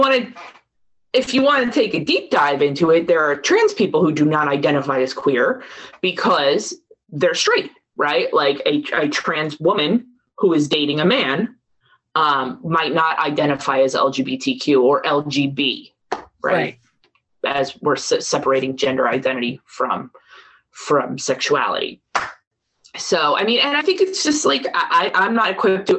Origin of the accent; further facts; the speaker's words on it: Marlton, New Jersey, United States; also born or lived in Ocean Township, New Jersey / Rutgers, New Jersey; we moved to Ocean Township in Monmouth County when I was 12 or 13 uh, I started in eighth grade in Ocean. Before that, we were in South Jersey in Marlton.